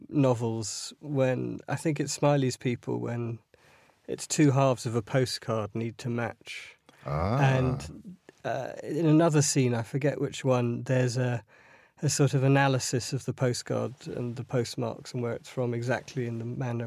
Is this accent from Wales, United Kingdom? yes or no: yes; Wales, United Kingdom; I am Welsh and like to talk about how Welsh I am at great length to whoever's prepared to listen, largely because I don't sound Welsh and I feel I have to kind of justify my nationality by going into great length.